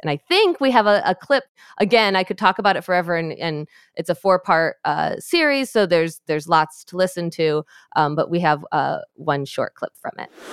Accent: Michigan, United States; my home state of Michigan where I am

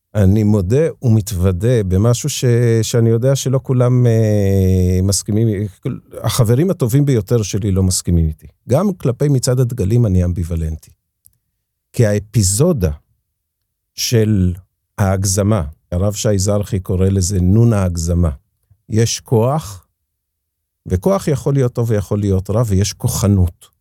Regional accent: Jerusalem, Jerusalem District, Israel; also born or lived in Haifa / Beit Horon; ירושלים הריאלית שבה גדלתי ואני חי בה את חיי היום-יום

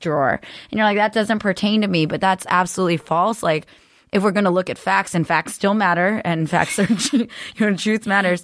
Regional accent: Cupertino, California, United States; I grew up in Cor-, Cupertino

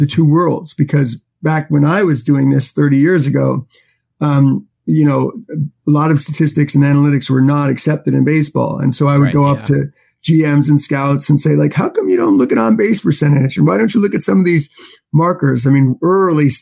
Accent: New York City, New York, United States; I grew up in Manhattan

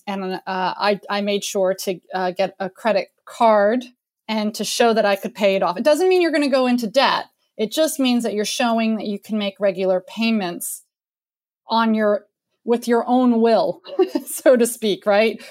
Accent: United States; moved away; also born or lived in France; the American in the crowd

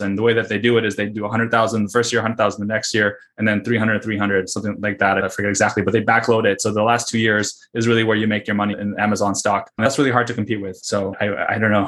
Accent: Russia; moved away; I was born in the Soviet Union and Russia

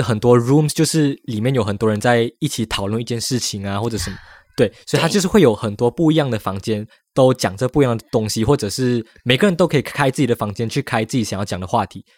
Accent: Malaysia; now in Taiwan; 我们 Malaysians 在台湾

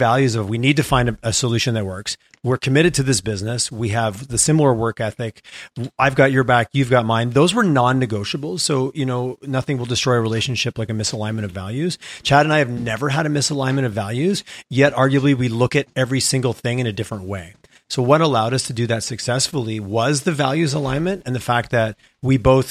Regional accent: Montreal, Quebec, Canada; moved away as an adult; now in Calgary, Canada; I grew up in Montreal.

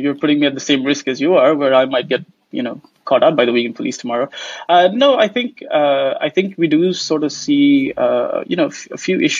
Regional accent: India; So obviously I hail originally from India, although I haven't lived there much.

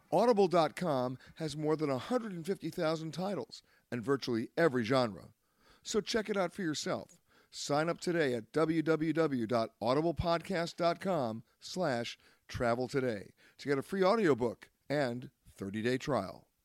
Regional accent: Long Island, New York, United States; I was growing up on the East Coast in Long Island on the Great South Bay

